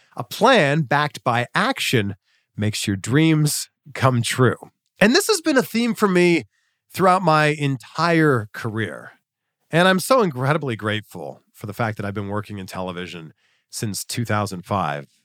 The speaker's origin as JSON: {"language": "English", "region": "Ontario", "country": "Canada", "tie": "born or raised there", "said": "my hometown, Chex T V in Peterborough, Ontario"}